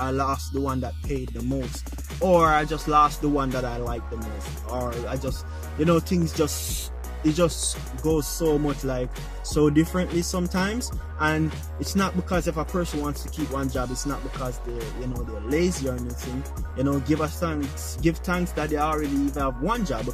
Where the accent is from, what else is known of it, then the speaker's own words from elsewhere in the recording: Jamaica; I'm Jamaican